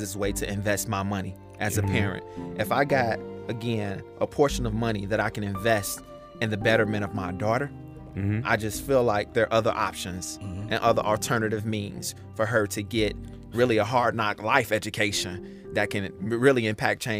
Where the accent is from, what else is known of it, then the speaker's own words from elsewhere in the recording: Chicago, Illinois, United States; also born or lived in Justice, Illinois; from the South Side, grew up on 79th near Ashland